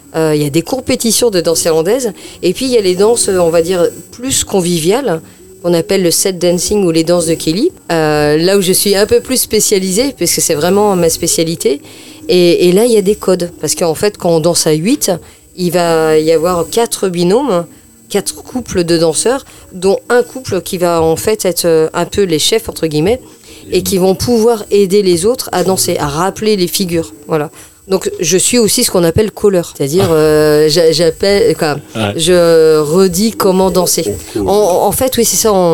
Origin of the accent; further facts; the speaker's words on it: France; qu'on est des Français